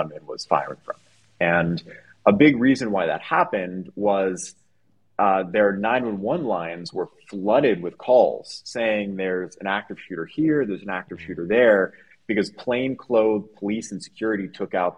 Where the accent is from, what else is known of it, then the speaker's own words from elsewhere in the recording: Las Vegas, Nevada, United States; also born or lived in Asheville, North Carolina; I was born in Asheville, but I grew up from when I was you know, 6 months old in Las Vegas